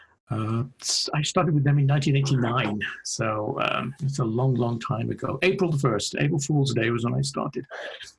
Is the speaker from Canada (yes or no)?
no; United Kingdom; moved away as an adult; now in Ohio, United States; I started working in AAC back in the UK. As people can probably hear, my accent isn't native to Ohio